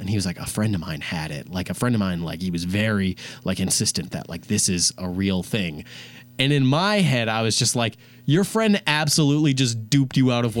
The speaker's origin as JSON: {"language": "English", "town": "Rogers", "region": "Minnesota", "country": "United States", "said": "I'm a journalist major. I'm from Rogers, Minnesota."}